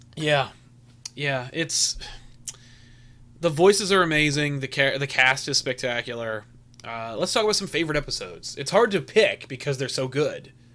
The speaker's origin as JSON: {"language": "English", "country": "United States", "said": "As an American"}